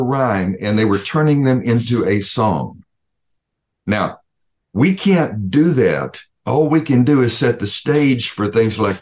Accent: Alabama, United States; I'm from the Deep South. I'm from Alabama originally. And when I was a teenager growing up

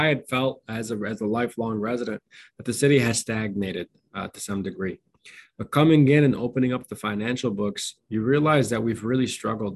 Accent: Dearborn, Michigan, United States; born or raised there

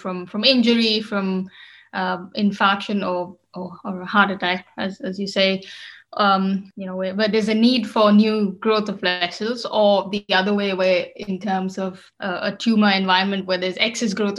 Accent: Bangalore, Karnataka, India; moved away as an adult; also born or lived in United Kingdom; now in Germany; I come from Bangalore, which is a city in the south of India.

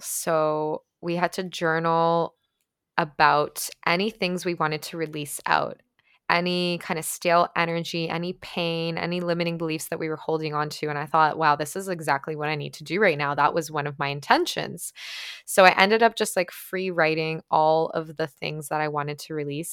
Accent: Ukraine; first language Ukrainian; English is a second language; moved away; also born or lived in Toronto, Canada / Guelph, Canada; I grew up in Ukraine, for those of you guys who don't know. So, my first language was actually Ukrainian

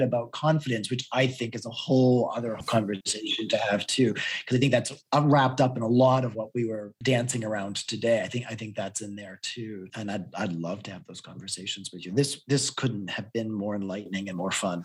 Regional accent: New England, United States; accent: Boston; I'm from New England

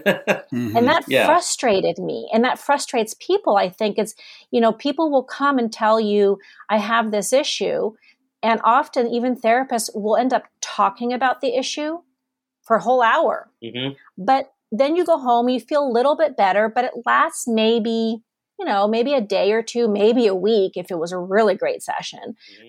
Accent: Germany; also born or lived in Amsterdam, Netherlands / United States / Canada; I'm actually not Californian. I was born in Amsterdam. I grew up in Germany. I've lived in the States. I've lived in Canada.

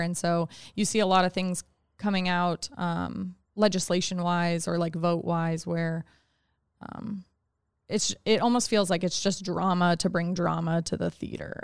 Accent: Anchorage, Alaska, United States; I grew up in Anchorage. I was born here, and I went to Diamond High School, graduated twenty ten

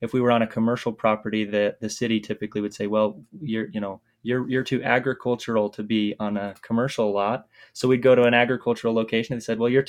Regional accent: Southeast Idaho, United States; I grew up in Idaho, Southeast Idaho, on a small farm that my family has

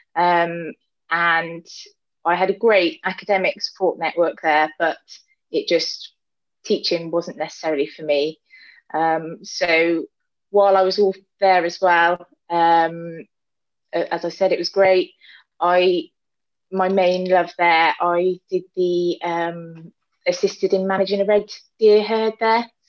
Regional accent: Gloucestershire, South West England, United Kingdom; I'm from Gloucestershire and I um, not from farming background

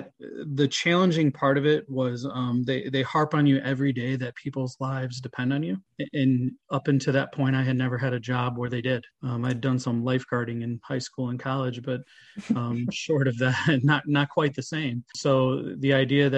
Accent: East Lansing, Michigan, United States; I'm from East Lansing

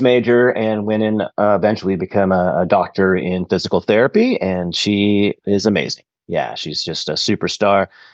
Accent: Pleasanton, California, United States; now in San Luis Obispo, United States; I spent all my formative years, you know, with schooling and K through 12 in Pleasanton, which was a small suburb at the time.

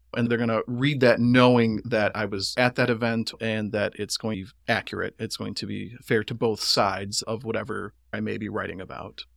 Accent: Greenville, Michigan, United States; grew up nearby in Oakfield Township, out on my parents' farm there on Lincoln Lake Road

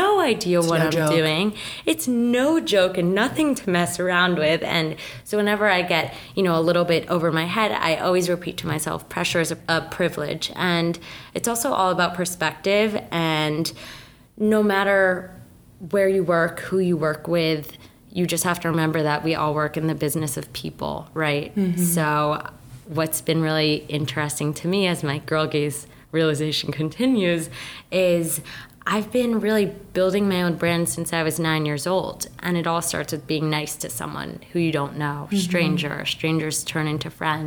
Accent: Mendham, New Jersey, United States; I'm from Mendham, New Jersey, small town that no one knows.

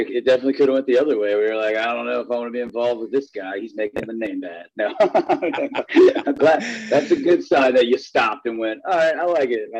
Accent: Winchester, Virginia, United States; now in Nashville, United States; Winchester, Virginia, it's my hometown.

